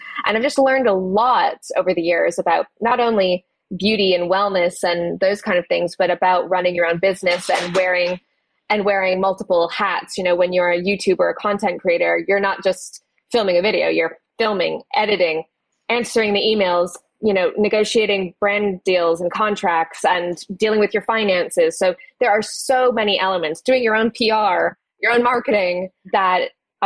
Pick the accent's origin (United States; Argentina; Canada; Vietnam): Canada; moved away as an adult; now in United Kingdom; I'm originally from Canada. I moved to the UK when I just turned 19